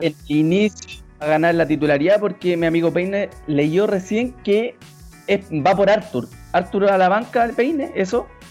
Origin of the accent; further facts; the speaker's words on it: Chile; somos tan chacoteros los chilenos